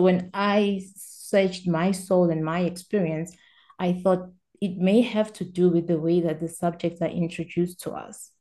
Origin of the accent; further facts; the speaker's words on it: South Africa; English is a second language; I'm South African.